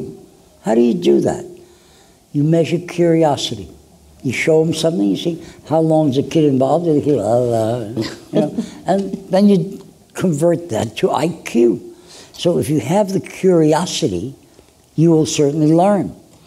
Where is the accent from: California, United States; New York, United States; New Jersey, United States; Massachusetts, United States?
New York, United States; Brooklyn; Well, Brooklyn was a beautiful place. My first job at the age of 12 was working in a drugstore